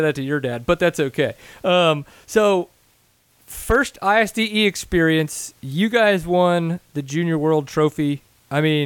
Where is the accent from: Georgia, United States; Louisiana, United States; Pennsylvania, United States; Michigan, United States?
Louisiana, United States; now in Texas, United States; I grew up in Louisiana, so there it was just tight trees, no rocks, just roots and tight trees. Moved to Texas